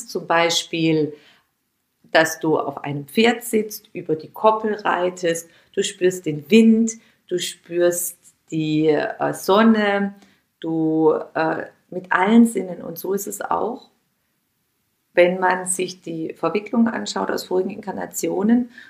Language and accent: German; Heilbronn, Baden-Württemberg, Germany; Da gab es zwei kleine, kleine ähm, Lädchen bei uns in meiner Heimatstadt in Heilbronn, wo es dann so eine kleine Auswahl gab an Bio- und Demeter-Angeboten.